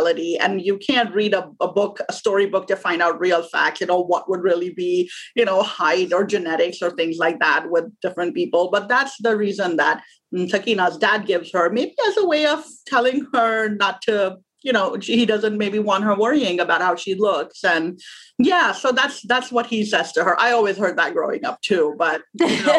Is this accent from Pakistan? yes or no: yes; Pakistan; moved away as an adult; now in United States; I'm originally from Pakistan. I was born there. I grew up there. I went to school and college there. And then I came to the U.S. as an immigrant when I was 22 years old.